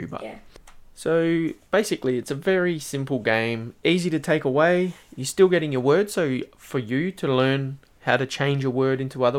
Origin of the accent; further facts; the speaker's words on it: Australia; We're from Australia.